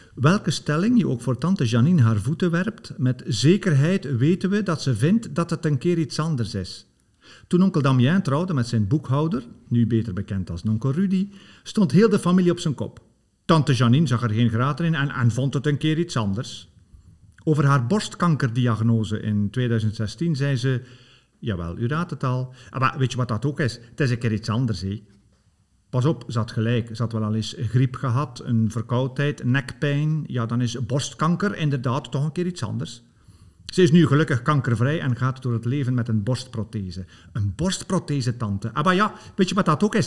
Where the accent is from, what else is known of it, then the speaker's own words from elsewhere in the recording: Bruges, Flanders, Belgium; accent: West Flemish; moved away; dat ik oorspronkelijk van West-Vlaanderen ben